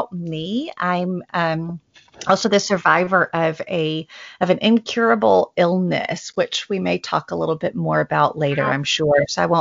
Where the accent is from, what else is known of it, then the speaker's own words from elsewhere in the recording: the South, United States; I'm a Southerner